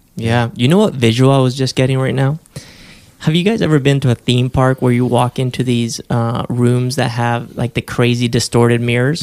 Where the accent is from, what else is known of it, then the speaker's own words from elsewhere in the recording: Spain; moved away; I grew up in Spain.